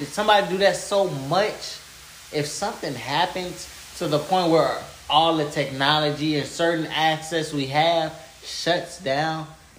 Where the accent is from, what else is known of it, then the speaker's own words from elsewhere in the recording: California, United States; I'm from California. So my family is spread all through California. I got family in San Antonio, Austin, Vegas.